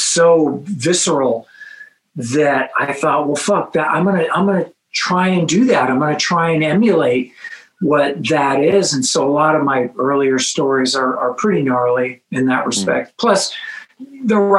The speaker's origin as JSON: {"language": "English", "town": "Los Angeles", "region": "California", "country": "United States", "tie": "born or raised there", "said": "where I grew up in Los Angeles"}